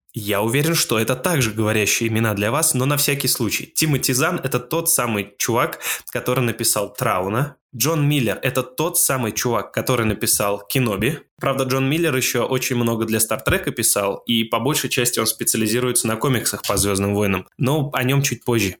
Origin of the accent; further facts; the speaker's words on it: Russia; я из России